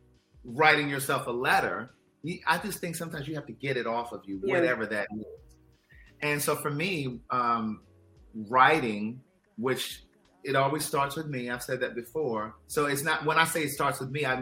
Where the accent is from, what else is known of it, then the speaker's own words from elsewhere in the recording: Baltimore, Maryland, United States; my story begins May 4th, 1976 in Baltimore, Maryland